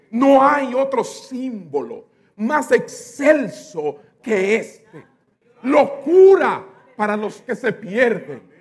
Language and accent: Spanish; New York, United States; born there; Y nací en Estados Unidos, nací en Nueva York.